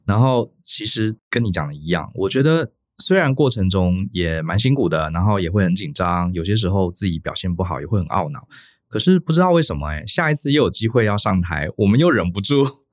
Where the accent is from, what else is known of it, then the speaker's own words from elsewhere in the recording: Taiwan; 我们台湾人跟欧美的人比起来，我们表达上真的是比较一板一眼